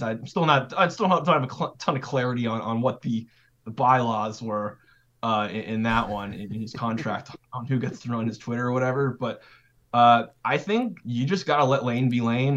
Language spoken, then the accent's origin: English; California, United States; also born or lived in Idaho / Wyoming / Boise, Idaho; now in Oxford, United States; I'm from California, so but I lived in like the Mountain West territory, so like Idaho, Wyoming